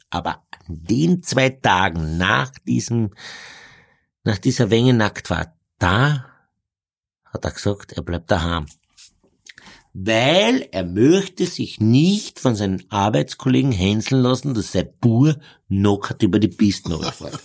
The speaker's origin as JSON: {"language": "German", "region": "Carinthia", "country": "Austria", "said": "als äh, Kärntner"}